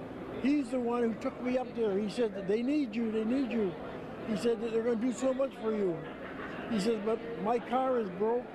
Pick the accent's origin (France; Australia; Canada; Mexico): Canada; Windsor, Ontario; also born or lived in Khartoum, Sudan; I'm from Windsor, Ontario, Canada.